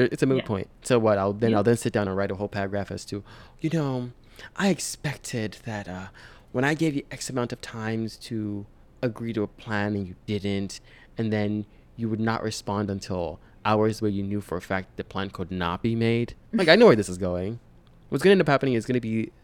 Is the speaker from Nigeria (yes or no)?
yes; Nigeria; moved away; I'm Nigerian